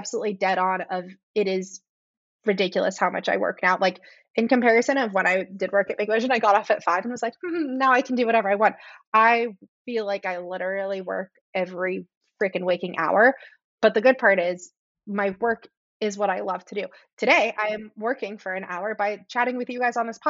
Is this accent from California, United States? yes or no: yes; San Francisco, California, United States; now in Chicago, United States; I grew up in San Francisco